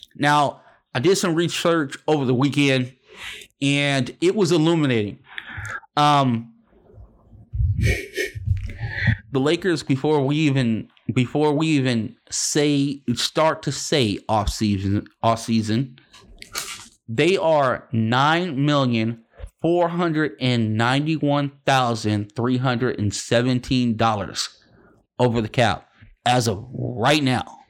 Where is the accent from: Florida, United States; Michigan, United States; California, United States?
California, United States; Los Angeles; moved away as an adult; also born or lived in Boston; I'm from Los Angeles